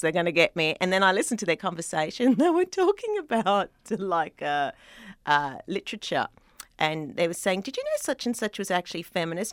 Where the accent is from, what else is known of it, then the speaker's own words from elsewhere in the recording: Sydney, New South Wales, Australia; accent: Australian; moved away as an adult; now in Los Angeles, United States; I was born in Sydney